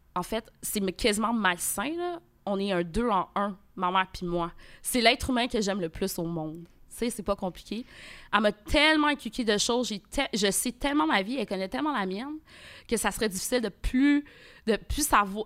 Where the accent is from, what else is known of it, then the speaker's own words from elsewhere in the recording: Quebec, Canada; also born or lived in Port-au-Prince, Haiti; je suis arrivée au Québec, j'avais deux ans. Donc, je suis née à Port-au-Prince